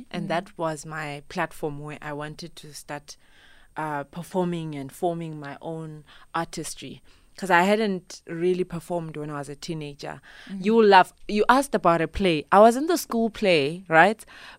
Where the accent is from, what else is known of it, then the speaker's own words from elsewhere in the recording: Zimbabwe; I'm originally from Zimbabwe. I was born there, mm-hmm. grew up there